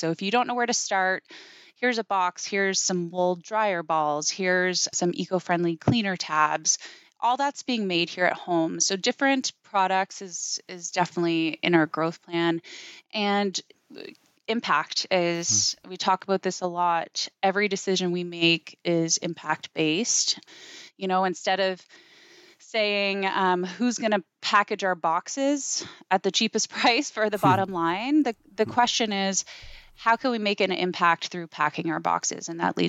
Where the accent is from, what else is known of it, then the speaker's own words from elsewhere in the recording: Bible Hill, Nova Scotia, Canada; You know, I think it was just an incredible place to grow up.